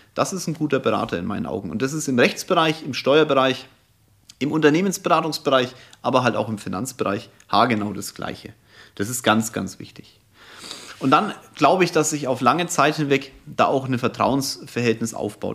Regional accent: Franconia, Bavaria, Germany

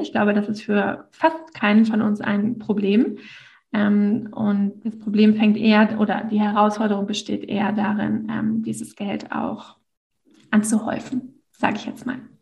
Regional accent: Northern Germany, Germany; ich komme aus dem Norden von Deutschland, von einem kleinen Dörfchen

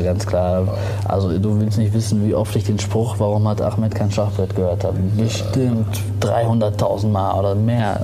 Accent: Germany; also born or lived in Tunisia; ich bin aus Tunesien, meine Eltern sind aus Tunesien, ich bin hier geboren

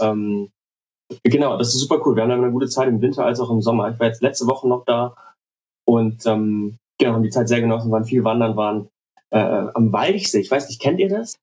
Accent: Cologne, North Rhine-Westphalia, Germany; Ich bin aus, äh, aus Köln

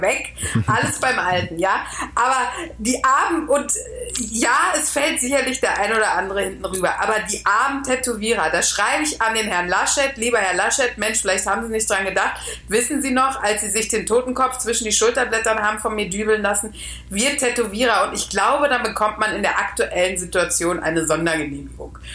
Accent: Austria; ich bin Österreicherin.

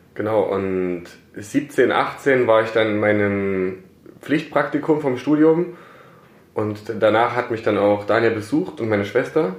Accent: Plauen, Saxony, Germany; moved away as an adult; also born or lived in Karlsruhe; now in Herrenberg, Germany; ich komme eigentlich aus äh, Sachsen, mhm. aus Plauen in Sachsen, da bin ich geboren und aufgewachsen

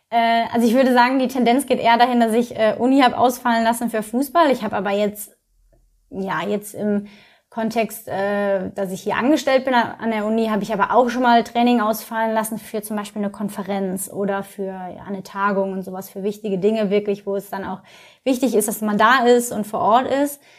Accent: North Rhine-Westphalia, Germany; now in Köln, Germany; also ich komme ja aus dem Ruhrgebiet, hatte vorher echt auch nicht viel am Hut mit äh, Köln

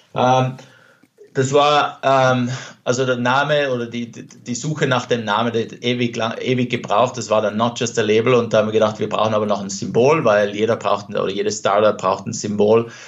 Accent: South Tyrol, Trentino-Alto Adige, Italy; also born or lived in Venice / Vienna / London; now in Los Angeles, United States; dort, wo ich aufgewachsen bin, also jetzt Südtirol

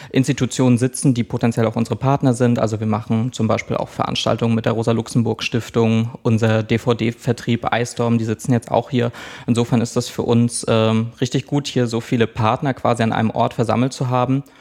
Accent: Schwerin, Mecklenburg-Vorpommern, Germany; also ich bin in Schwerin-Lankow groß geworden, das ist eine Plattenbausiedlung.

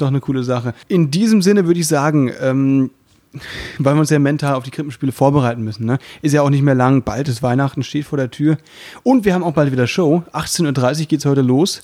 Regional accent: Müllheim, Baden-Württemberg, Germany; moved away; bei uns, da wo ich herkomme, sagt man eben Jufka

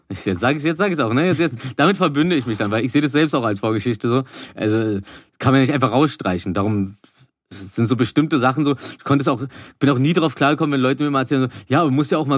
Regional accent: Berlin, Germany; Das ist auch als Berliner richtig mhm. super.

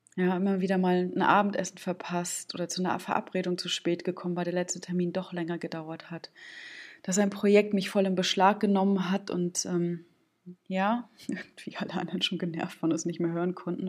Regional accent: Stralsund, Mecklenburg-Vorpommern, Germany; aus meiner Heimatstadt Stralsund

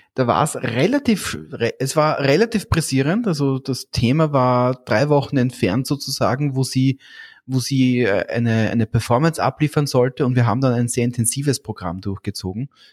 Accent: Austria; bei uns in Österreich

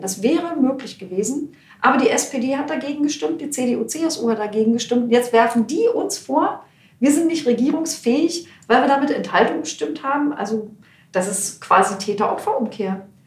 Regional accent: East Germany, Germany; Aber ich komme aus dem Osten, aber ich war in der DDR-Opposition, ich habe eine Stasi-Akte.

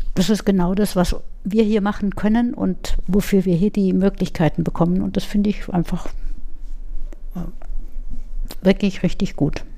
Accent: Munich, Bavaria, Germany; moved away as an adult; also born or lived in Würzburg; now in Schweinfurt, Germany; auch wenn man das mir nicht anhört, ich komme aus München, mhm. äh, bin am Rande von München aufgewachsen, in München in die Schule gegangen

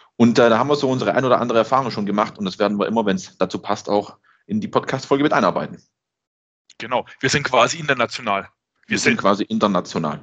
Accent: Swabia, Germany; dass ich der Schwabe bin

